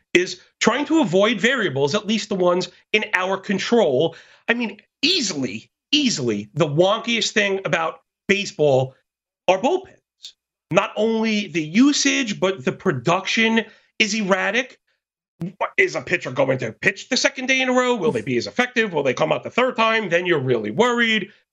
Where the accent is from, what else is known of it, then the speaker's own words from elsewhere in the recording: New York City, New York, United States; born and bred, born and bred in Brooklyn, New York